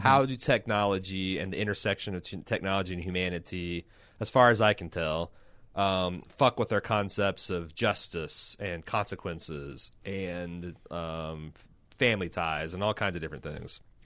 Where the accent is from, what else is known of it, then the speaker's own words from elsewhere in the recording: United States; speaking of this as an American.